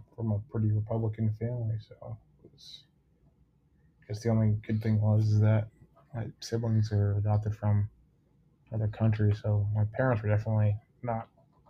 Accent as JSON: {"language": "English", "town": "Cedar Rapids", "region": "Iowa", "country": "United States", "said": "Cedar Rapids."}